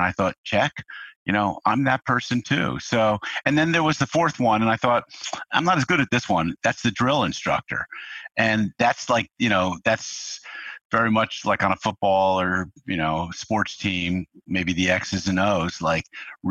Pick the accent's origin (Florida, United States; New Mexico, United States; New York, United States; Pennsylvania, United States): New York, United States; now in California, United States; And so that set me off to California. I came from New York here. I finished up college out here.